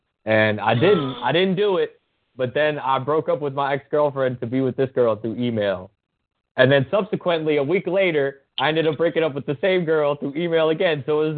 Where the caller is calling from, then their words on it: New York, United States; Hey, I'm calling from New York State.